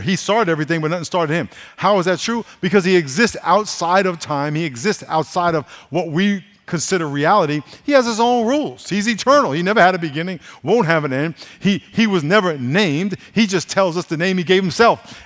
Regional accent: New York, United States; When I was growing up in New York

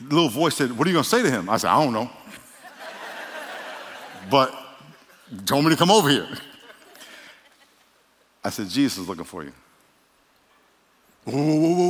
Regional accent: New York, United States; moved away; I'm from New York.

